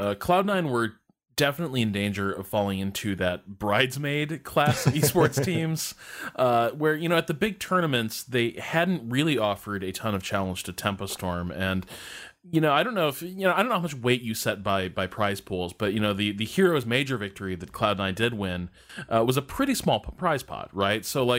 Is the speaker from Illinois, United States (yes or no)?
yes; Chicago, Illinois, United States; we're both from Chicago